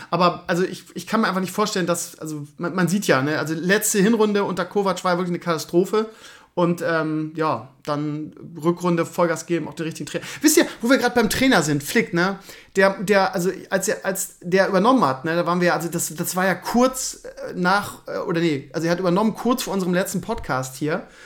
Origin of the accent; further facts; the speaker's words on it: Bremen, Germany; Das ist traurig, dass man sich als Bremer noch an sowas festkrallen muss, aber das ist das Einzige, was wir noch haben.